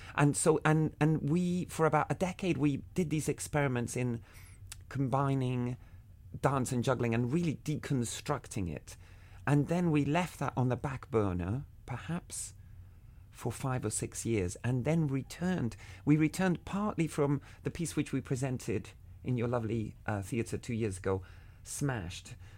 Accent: Havana, Cuba; When I was a kid, I grew up in Havana

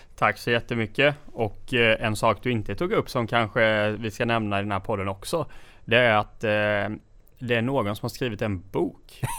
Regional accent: Gnosjö, Jönköping County, Sweden; Så jag kommer ifrån Gnosjötrakterna

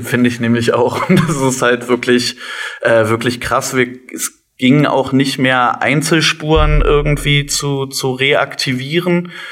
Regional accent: Cottbus, Brandenburg, Germany; also born or lived in Leverkusen; also ich bin in Leverkusen mhm. geboren und in Cottbus aufgewachsen. Wir sind nach Cottbus gezogen, da war ich, glaube ich, zehn

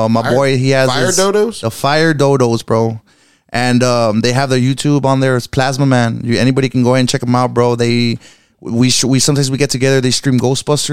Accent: Brownsville, Texas, United States; moved away; I was born and raised in Brownsville

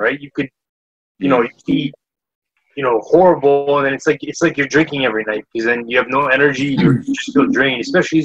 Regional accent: Canada; being a Canadian

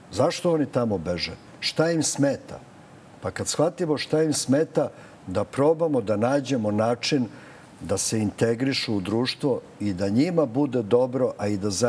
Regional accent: Belgrade, Serbia; Ja sam odrastao na Ceraku, to je predgrađe Beograda.

